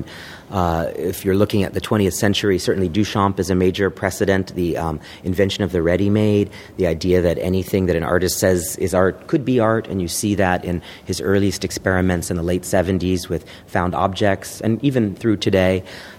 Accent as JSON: {"language": "English", "town": "Dallas", "region": "Texas", "country": "United States", "tie": "born or raised there", "said": "And I was growing up in Dallas, Texas, where there was a Borders bookstore near my house. And this would have been in 1995, 1994, let's say, when I was in high school."}